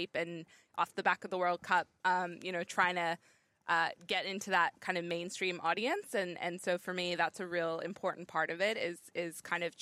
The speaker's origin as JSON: {"language": "English", "area": "Bay Area", "region": "California", "country": "United States", "tie": "born or raised there", "moved": "as an adult", "lives_now": "Sydney, Australia", "said": "I grew up in the Bay Area"}